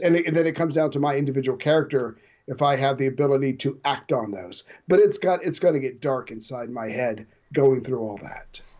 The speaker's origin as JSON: {"language": "English", "country": "United States", "said": "I'm an American"}